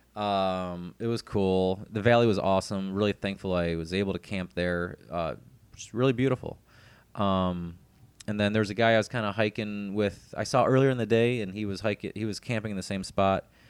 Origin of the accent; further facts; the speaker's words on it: Cleveland, Ohio, United States; moved away; my hometown, from Cleveland